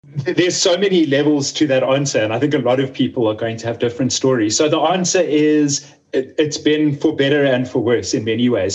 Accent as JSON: {"language": "English", "town": "Johannesburg", "region": "Gauteng", "country": "South Africa", "tie": "born or raised there", "also_born_or_lived": "Cape Town", "moved": "yes", "said": "I grew up in Johannesburg, which is uh, the, the biggest city, like business city in South Africa"}